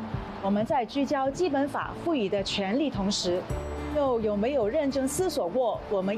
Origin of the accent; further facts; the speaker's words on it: Hong Kong; 更加提醒我们香港人要做好公民责任，做一个守法的香